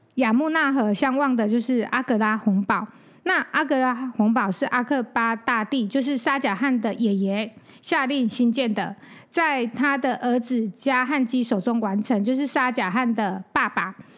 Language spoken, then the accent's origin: Chinese; Taichung, Taiwan; 我是台中人嘛